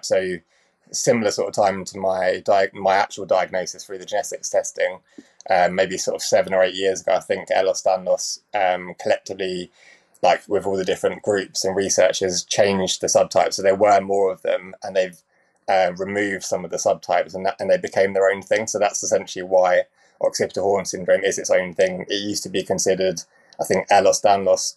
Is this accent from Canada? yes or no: no; Cambridge, East of England, United Kingdom; I was brought up in Cambridge.